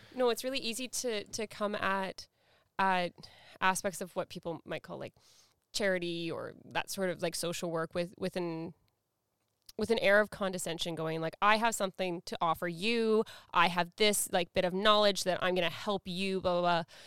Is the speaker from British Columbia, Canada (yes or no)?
yes; Surrey, British Columbia, Canada; even though I grew up in Vancouver, I grew up in Surrey, um, from, like, the Guilford, Wally area.